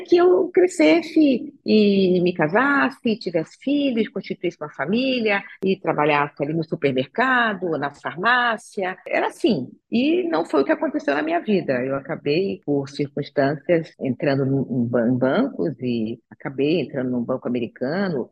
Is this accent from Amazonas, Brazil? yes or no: no; Rio de Janeiro, Brazil; now in São Paulo, Brazil; eu nasci no Rio de Janeiro, sou carioca, mas eu já estou em São Paulo há mais tempo do que estive no Rio de Janeiro